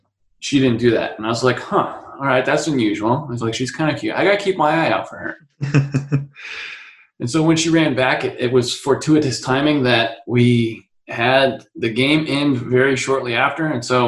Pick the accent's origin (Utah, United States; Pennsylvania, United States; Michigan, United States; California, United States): Utah, United States; also born or lived in Colorado / San Francisco; now in San Diego, United States; We moved a lot. I was originally from Utah, and then we lived in Colorado, then up to San Francisco, and then I'm in San Diego, where I've been the past 15 years or so.